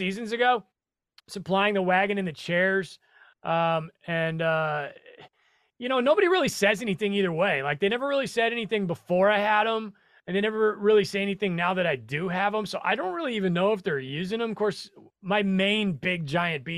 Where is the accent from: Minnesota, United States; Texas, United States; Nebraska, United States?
Nebraska, United States; moved away; I'm from Nebraska